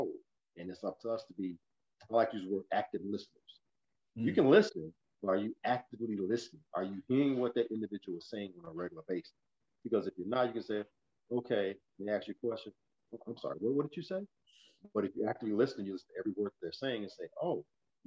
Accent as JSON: {"language": "English", "town": "Chicago", "region": "Illinois", "country": "United States", "tie": "born or raised there", "also_born_or_lived": "St. Louis, Missouri", "said": "I was born in St. Louis, Missouri. Mother moved to Chicago when I was three"}